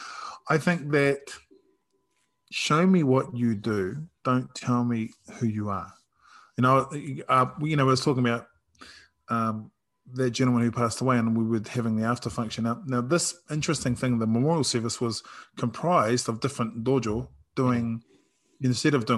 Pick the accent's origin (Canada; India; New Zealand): New Zealand; I'm Māori and I'm Samoan and I'm from New Zealand and from the Pacific.